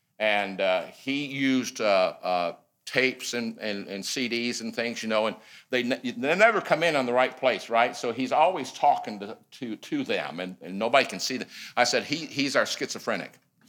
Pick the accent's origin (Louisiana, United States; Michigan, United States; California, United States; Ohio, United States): Michigan, United States; moved away as an adult; also born or lived in Missouri / Fort Worth, Texas / Taiwan / Hong Kong; now in Lancaster, United States; I grew up in Michigan, went to school in Missouri, married a Texan.